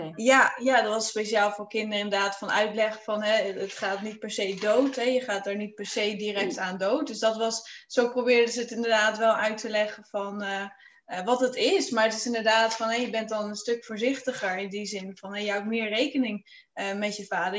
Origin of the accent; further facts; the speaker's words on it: Friesland, Netherlands; ik eh, kom uit Friesland